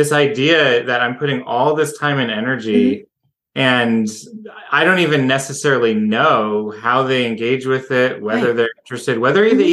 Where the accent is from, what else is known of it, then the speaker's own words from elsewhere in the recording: Seattle, Washington, United States; moved away as an adult; now in Idaho, United States; I'm from Seattle originally